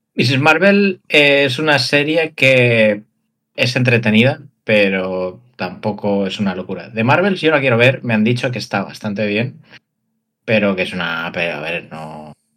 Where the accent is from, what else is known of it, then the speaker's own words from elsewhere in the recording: Valencian Community, Spain; En Valencia lo decimos así